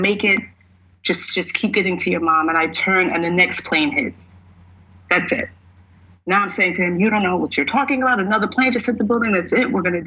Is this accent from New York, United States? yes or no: yes; New York, United States; I'm from New York